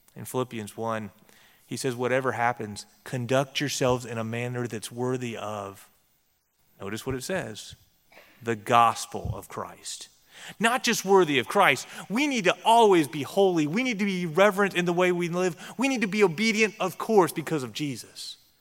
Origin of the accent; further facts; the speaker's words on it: Texas, United States; I grew up in Texas, and I grew up among Texas Baptists